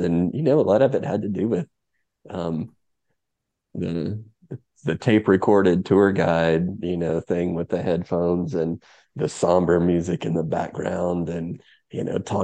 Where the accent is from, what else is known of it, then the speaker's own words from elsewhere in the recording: Chattanooga, Tennessee, United States; growing up in Chattanooga